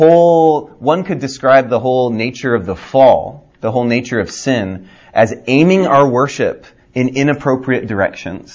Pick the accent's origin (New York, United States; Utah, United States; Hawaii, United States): Hawaii, United States; moved away; also born or lived in California / Denver, Colorado / Fort Lauderdale, Florida; I grew up in Hawaii